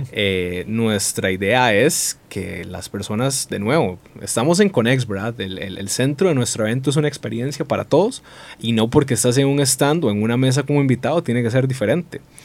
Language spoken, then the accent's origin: Spanish; Costa Rica